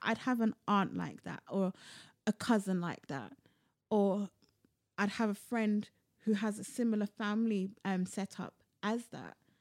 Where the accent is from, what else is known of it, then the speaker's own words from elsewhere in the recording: London, United Kingdom; I was born and bred in London